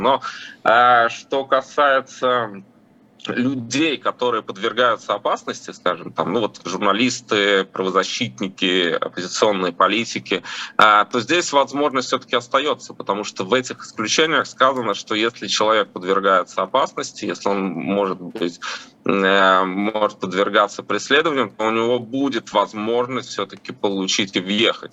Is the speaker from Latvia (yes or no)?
yes; Latvia; я просто родился в Латвии, мои родители родились в Латвии